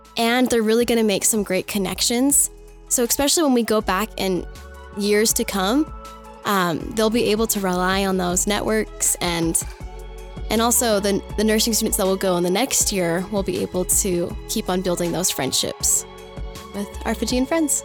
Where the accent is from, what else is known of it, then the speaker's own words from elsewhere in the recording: Firestone, Colorado, United States; I am from Firestone, Colorado.